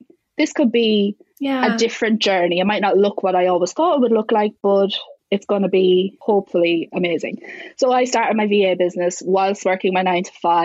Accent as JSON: {"language": "English", "country": "Ireland", "said": "I'm Irish"}